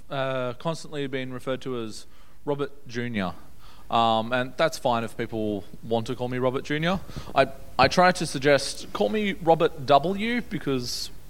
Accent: Brisbane, Queensland, Australia; also born or lived in Newcastle, New South Wales; I was born in Newcastle back in 1998, and I was there for a few years. I don't remember it a whole lot. I remember bits and pieces. When I was little, we moved to Brisbane.

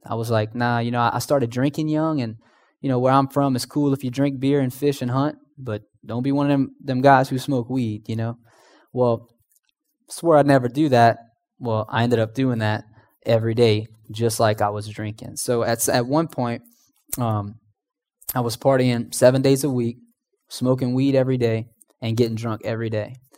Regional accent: Houma, Louisiana, United States; moved away; I was originally from Homa. I don't know if you guys know where Homa's at, but it's about two hours southeast of here

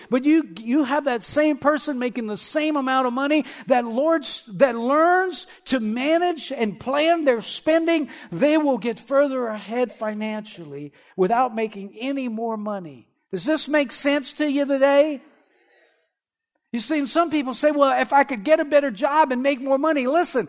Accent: Erath, Louisiana, United States; I remember whenever I was growing up, I had two friends that worked, you know, I'm from Erath, not next door to Delcom, and there's, you know, the shrimping industry there.

